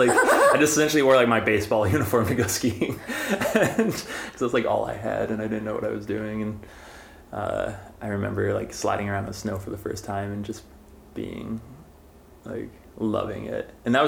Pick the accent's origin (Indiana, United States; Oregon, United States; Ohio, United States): Ohio, United States; Northeast; moved away; I grew up in Northeast Ohio in kind of a small town of 3,000 folks, like an hour northeast of Cleveland. Just imagine lots of dairy cow farms and that sort of thing, and dirt roads and Midwest.